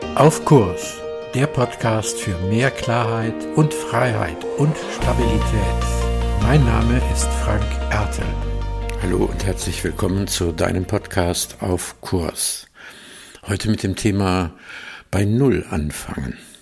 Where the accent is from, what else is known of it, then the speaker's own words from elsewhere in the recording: Aachen region, North Rhine-Westphalia, Germany; ich komme ja aus der Region von Aachen